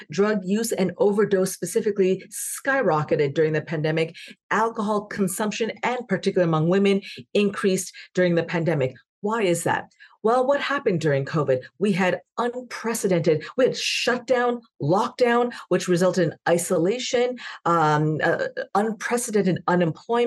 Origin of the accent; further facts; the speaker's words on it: Canada; now in United States; I'm also Canadian